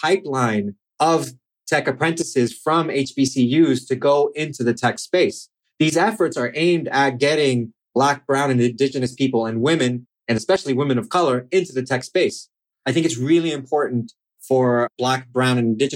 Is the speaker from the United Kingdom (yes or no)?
no; Chile; now in United States; I'm from Chile and I've done some work there